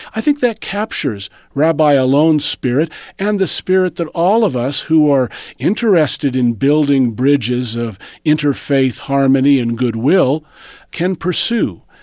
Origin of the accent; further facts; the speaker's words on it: Southern California, United States; It goes back to my teenage years when I grew up in Southern California